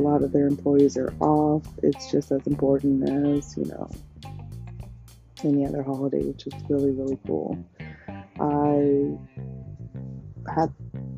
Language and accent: English; United States; I am American. I was born here, African American